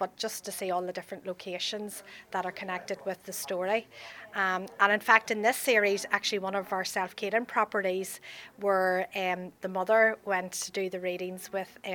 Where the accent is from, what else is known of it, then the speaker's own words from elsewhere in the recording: Armagh, Northern Ireland, United Kingdom; now in Derry, United Kingdom; I'm originally from Armagh, but I was in a convent.